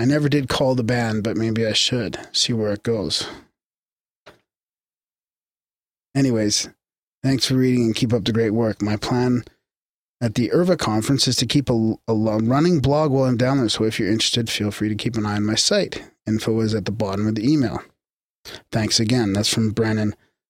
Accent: Revelstoke, British Columbia, Canada; now in Victoria, Canada; Nowadays, I live in Victoria, but I grew up in Revelstoke, and in 2012, got the idea to collect all of Revelstoke's paranormal history into a book.

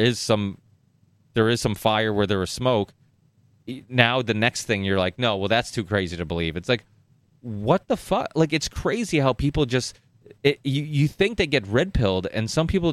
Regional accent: United States; also born or lived in northern Portugal; I came here when I was 4, and I remember growing up in America

